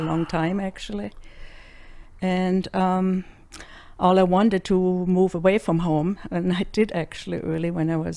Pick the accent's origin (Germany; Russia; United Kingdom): Germany; Freiburg, Baden-Württemberg; accent: German; English is a second language; moved away as an adult; now in United States; I grew up in Germany